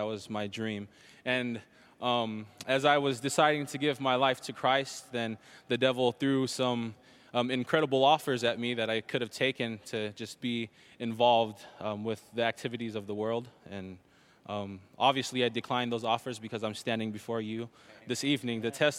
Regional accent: Salt Lake City, Utah, United States; Salt Lake City, Utah.

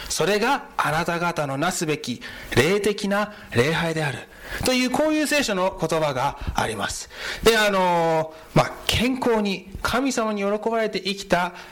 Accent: United States; で、あの、日系アメリカ人の3世です。あどういうことかというと、アメリカ生まれ、アメリカ育ちで、ひいおじいちゃんが日本からアメリカに行きまして、なので外見的には日本人に見えますが、中身はアメリカ人です。

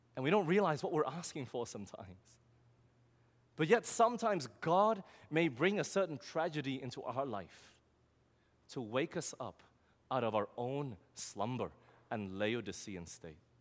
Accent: Australia; moved away; I'm from Australia

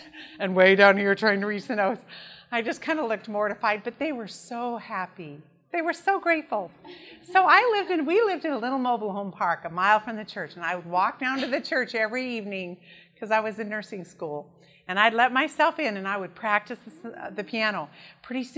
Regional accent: Idaho, United States; born or raised there; also born or lived in Sacramento, California

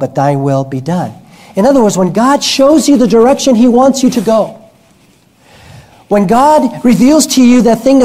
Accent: New York, United States; I'm Cuban background. I'm a tofu Cuban. I was born in Manhattan, but my parents are Cuban.

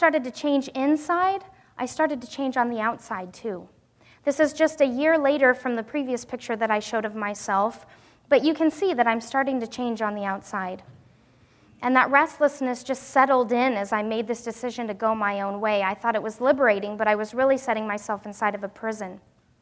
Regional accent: Wyoming, United States; moved away; also born or lived in Pacific Northwest; growing up in Wyoming

